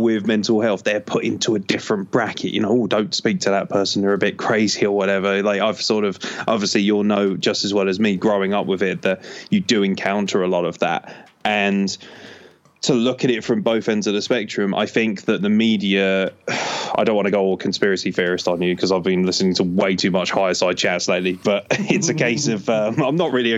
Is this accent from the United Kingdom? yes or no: yes; England, United Kingdom; born there; I was born in England, so realistically I'm not really anything other than an appearance.